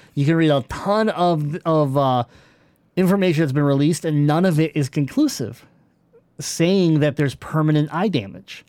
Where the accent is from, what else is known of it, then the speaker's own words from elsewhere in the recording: United States; I'm talking like I'm from America because I am